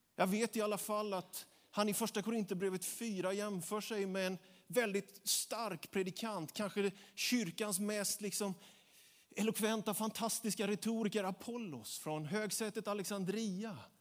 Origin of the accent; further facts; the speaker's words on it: Småland, Sweden; jag är smålänning jag också